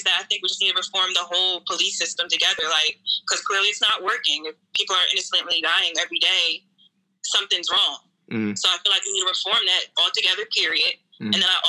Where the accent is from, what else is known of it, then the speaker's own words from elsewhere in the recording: Philadelphia, Pennsylvania, United States; I go to Gwinnett Mercy. I'm a senior, and I'm from the Philadelphia area.